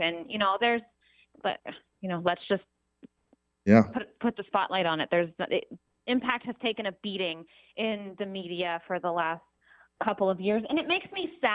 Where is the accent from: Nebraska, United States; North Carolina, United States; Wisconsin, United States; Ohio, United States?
Ohio, United States; I'm born and raised like 2 hours outside of Columbus